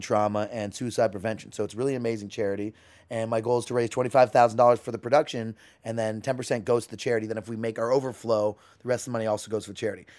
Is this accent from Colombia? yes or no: no; Canada; I'm Canadian